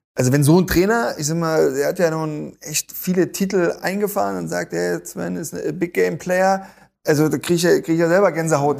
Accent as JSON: {"language": "German", "region": "East Germany", "country": "Germany", "said": "Ich komme selber aus dem Osten"}